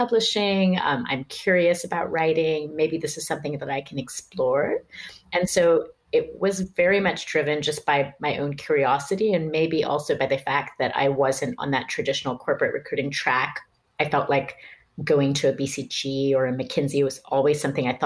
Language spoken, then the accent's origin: English; Pakistan; moved away as an adult; also born or lived in United States; I didn't end up staying in Pakistan for too many years longer